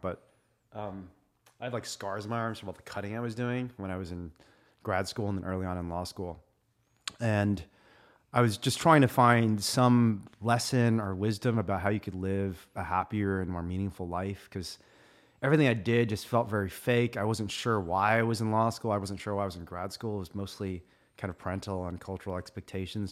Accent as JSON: {"language": "English", "region": "Indiana", "country": "United States", "tie": "born or raised there", "said": "I was a Republican growing up in Indiana"}